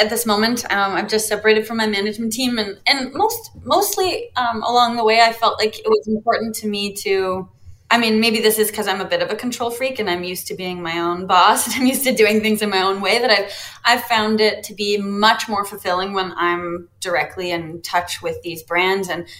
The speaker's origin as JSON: {"language": "English", "country": "Canada", "said": "being Canadian"}